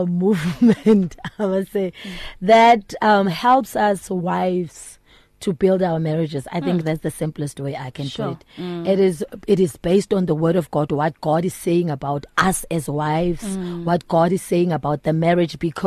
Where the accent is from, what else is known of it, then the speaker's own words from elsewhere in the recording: Kimberley, Northern Cape, South Africa; moved away as an adult; now in Johannesburg, South Africa; I was born and raised in Kimberley, the Northern Cape